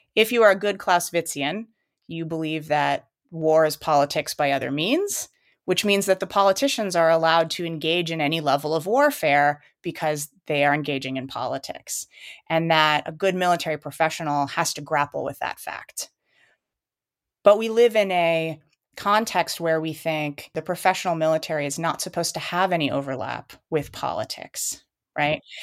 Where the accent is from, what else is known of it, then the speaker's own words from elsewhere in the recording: United States; as an American